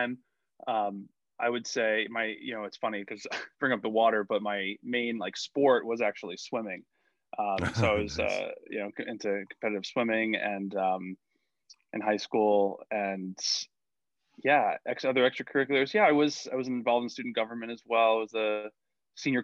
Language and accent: English; Tampa, Florida, United States; born or raised there; also born or lived in New York City / Montclair, New Jersey / San Francisco, California; now in Florida, United States